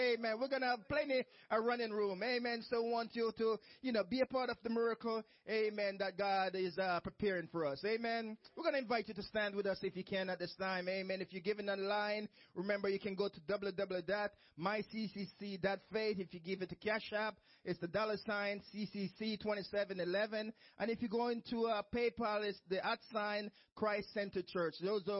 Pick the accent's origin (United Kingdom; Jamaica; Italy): Jamaica; moved away; I remember my own church when I came from Jamaica